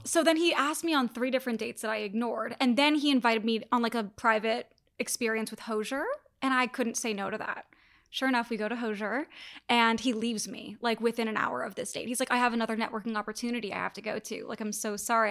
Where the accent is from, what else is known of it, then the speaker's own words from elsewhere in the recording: Toronto, Ontario, Canada; moved away; move back to Toronto, my hometown